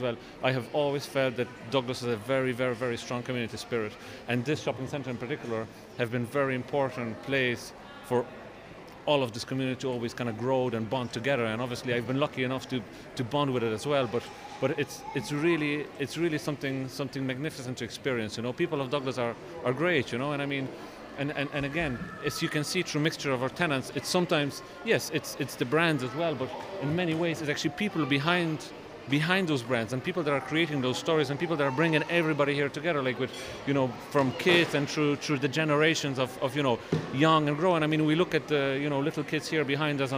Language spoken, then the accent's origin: English; Poznan, Greater Poland, Poland; accent: Cork accent; now in Cork, Ireland; I grew up in Poznan, which is a bigger city than Cork